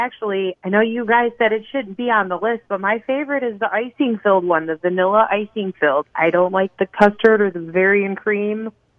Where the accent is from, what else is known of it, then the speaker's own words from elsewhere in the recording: Buffalo, New York, United States; now in Lee's Summit, United States; I am originally from Buffalo, New York